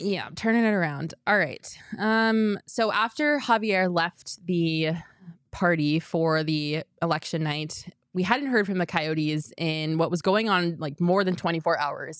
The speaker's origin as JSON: {"language": "English", "region": "Colorado", "country": "United States", "said": "I'm from Colorado. I'm sorry. I grew up a Rockies fan."}